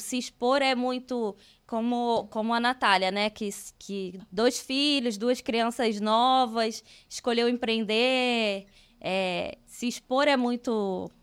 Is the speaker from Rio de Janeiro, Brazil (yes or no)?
yes; Rio de Janeiro, Brazil; moved away as an adult; now in Curitiba, Brazil; eu sou carioca, eu moro em Curitiba, tem quatro anos, mas eu sou carioca